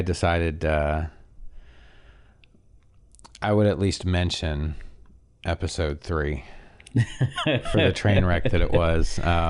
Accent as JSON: {"language": "English", "country": "Canada", "said": "I have a very nasally voice, and I'm from Canada, and Jesus, I've moved around a lot."}